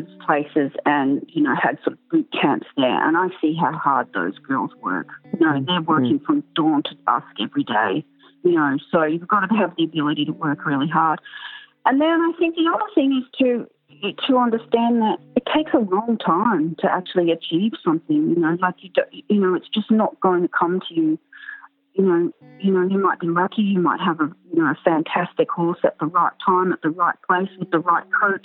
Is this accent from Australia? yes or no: yes; Canberra, Australian Capital Territory, Australia; I grew up in Canberra